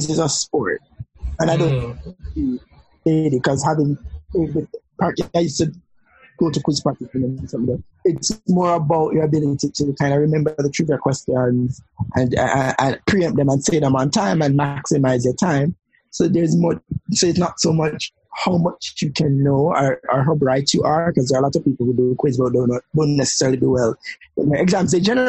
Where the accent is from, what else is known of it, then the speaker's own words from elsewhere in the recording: Jamaica; also born or lived in Caribbean; we, hair whipping, heel strutting Jamaican queens, talk about LGBTQ politics, pop culture, growing up in the Caribbean